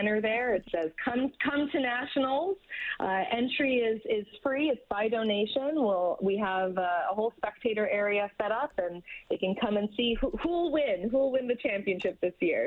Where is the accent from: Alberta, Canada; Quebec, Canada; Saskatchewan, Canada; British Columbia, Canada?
Alberta, Canada; Edmonton; Edmonton being my hometown